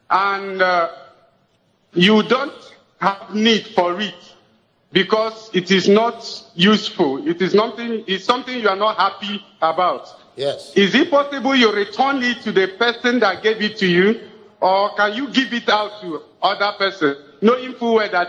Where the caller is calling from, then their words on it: Delta, Nigeria; I'm calling from Delta State.